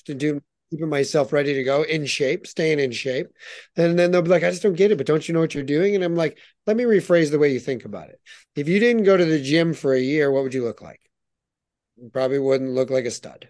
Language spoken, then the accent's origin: English; United States; moved away as an adult; now in Canada; I'm an American born and raised, you know, through and through